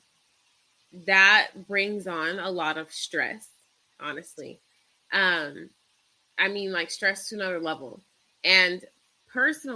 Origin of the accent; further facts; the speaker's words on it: Rancho Cucamonga, California, United States; now in Victorville, United States; I am from California. I grew up in Rancho Cucamonga, and I currently live in Victorville.